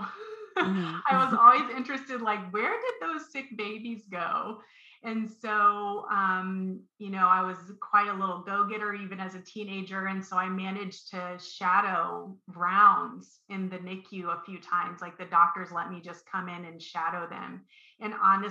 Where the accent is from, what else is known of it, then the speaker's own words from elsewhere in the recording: Columbus, Ohio, United States; when I was a high school student, I'm from Columbus, Ohio, and I went to a academic specialty school